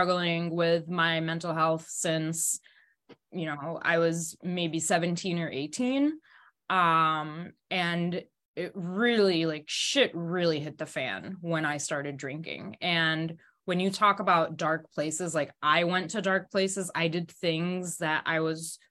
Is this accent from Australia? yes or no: no; Egypt; moved away as an adult; But I grew up in Egypt